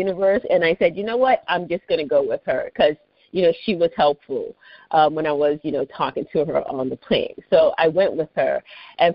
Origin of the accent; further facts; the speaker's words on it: Lagos, Nigeria; also born or lived in Washington, D.C., United States; now in United States; I grew up in the capital called Lagos State